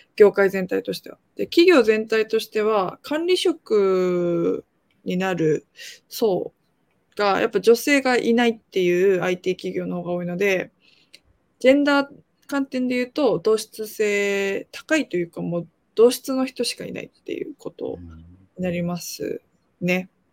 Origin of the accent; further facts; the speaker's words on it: Japan; also born or lived in South Korea; 韓国生まれ日本育ちで3歳から日本にいまして